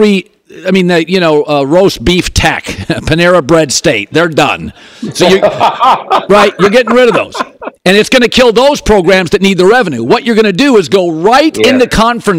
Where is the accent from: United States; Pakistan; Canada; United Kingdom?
United States; the Northwest, Pacific Northwest; I grew up in the Northwest